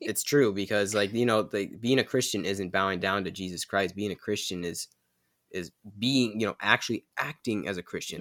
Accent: United States; we're American

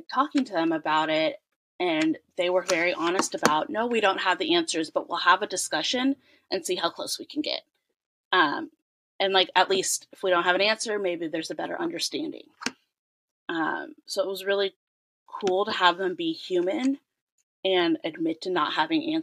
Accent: California, United States; I'm born and raised in California

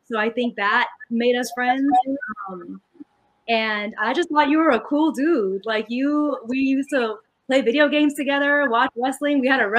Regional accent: United States; We had to prove that we weren't the enemy and that we were also American, just as American.

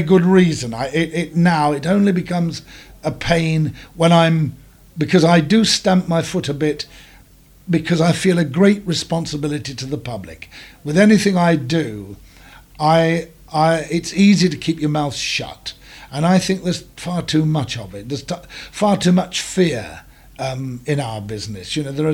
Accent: Leicestershire, East Midlands, United Kingdom; also born or lived in Farnham, Surrey; I was born in Farnham in Surrey, and I was brought up in Leicestershire

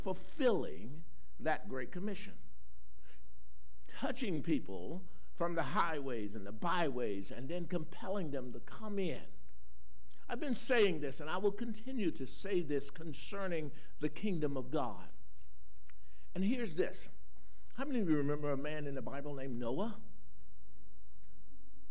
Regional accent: Carolina, United States; I grew up in Carolina

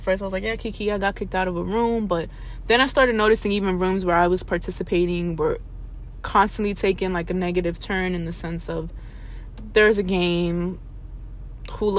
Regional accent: New York City, New York, United States; I'm from the Bronx

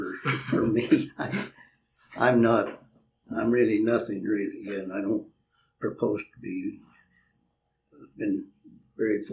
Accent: Ordway, Colorado, United States; also born or lived in Del Norte, Colorado; Then we moved to Ordway, Colorado, and that's where I got my horse when I was 8 years of age

